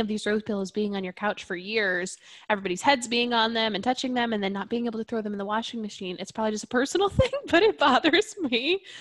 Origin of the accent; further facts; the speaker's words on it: Catskills, New York, United States; moved away; we're from the Catskills area in New York.